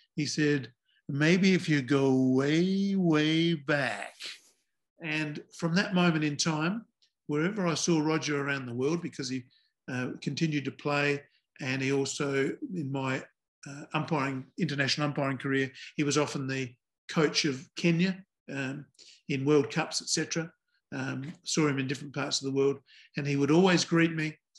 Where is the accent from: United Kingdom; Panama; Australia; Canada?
Australia; Adelaide, South Australia; I come from Adelaide, South Australia